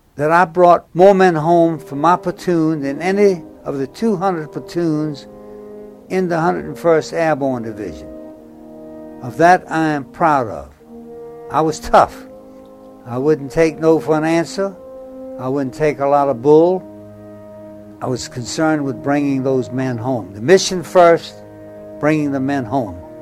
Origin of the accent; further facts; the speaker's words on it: Norfolk, Virginia, United States; I was born in Norfolk, Virginia, June 13, 1922